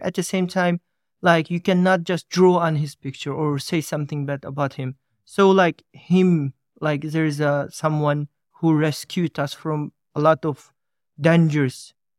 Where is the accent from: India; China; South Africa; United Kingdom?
China; East Turkestan, Xinjiang; moved away; I'm coming from East Turks, as they call Xinjiang.